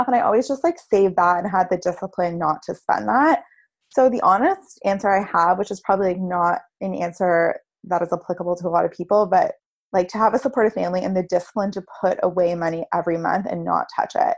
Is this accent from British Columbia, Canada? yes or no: no; Toronto, Ontario, Canada; I grew up in Toronto and it's where I currently live